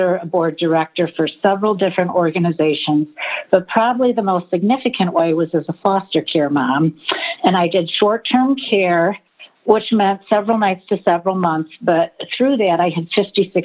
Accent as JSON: {"language": "English", "region": "Michigan", "country": "United States", "tie": "born or raised there", "moved": "as an adult", "lives_now": "Chicago, United States", "said": "I grew up in Michigan and I moved to Chicago after graduation from college"}